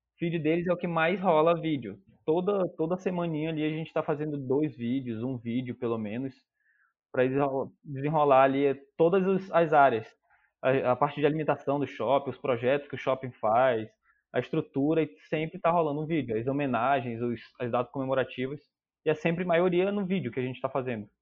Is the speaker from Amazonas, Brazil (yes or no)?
yes; Manaus, Amazonas, Brazil; moved away as an adult; also born or lived in Porto Alegre; hoje eu tô morando em Manaus, eu sou natural de Manaus